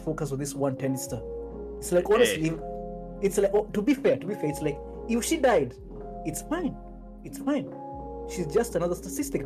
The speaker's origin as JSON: {"language": "English", "country": "Kenya", "said": "as a Kenyan"}